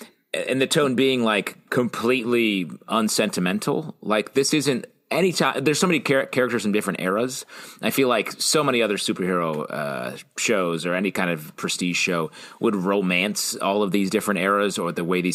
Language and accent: English; Syracuse, New York, United States; I'm from Syracuse.